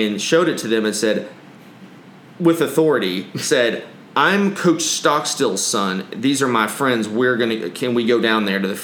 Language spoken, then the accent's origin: English; Abilene, Texas, United States; I grew up in Abilene